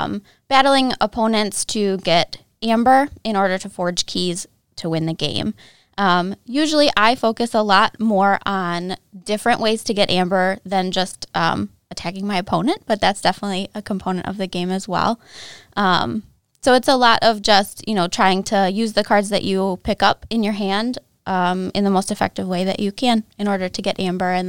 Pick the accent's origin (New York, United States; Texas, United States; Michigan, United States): Michigan, United States; So I grew up in Northern Michigan. I'm a native here, but I went away for several years for school.